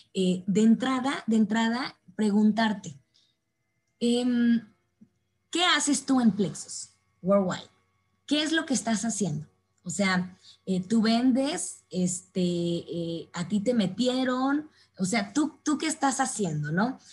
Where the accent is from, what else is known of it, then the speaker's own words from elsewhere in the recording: Mexico; como buenos mexicanos, pues sí o sí lo hacemos extraordinariamente bien